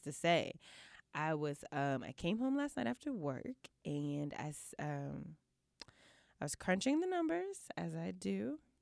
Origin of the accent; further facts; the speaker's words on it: Houston, Texas, United States; my hometown Houston